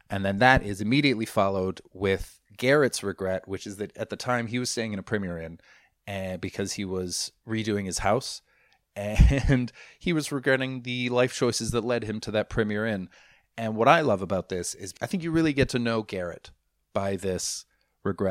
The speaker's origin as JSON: {"language": "English", "town": "Vancouver", "region": "British Columbia", "country": "Canada", "said": "I'm from Vancouver"}